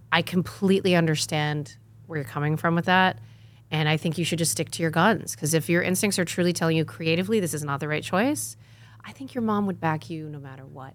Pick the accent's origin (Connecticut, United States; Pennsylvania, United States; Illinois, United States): Connecticut, United States; I grew up in Connecticut on a house that when we did, it was a hundred-year-old farmhouse